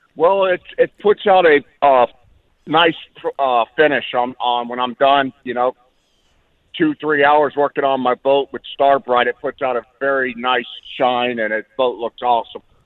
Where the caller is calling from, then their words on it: Fort Lauderdale, Florida, United States; calling from Fort Lauderdale